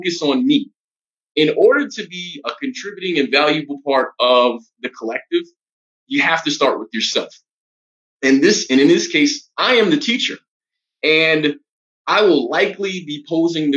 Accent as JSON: {"language": "English", "town": "New York City", "region": "New York", "country": "United States", "moved": "as an adult", "lives_now": "Colombia", "said": "I'm originally from Brooklyn, New York, one of the five boroughs of New York City"}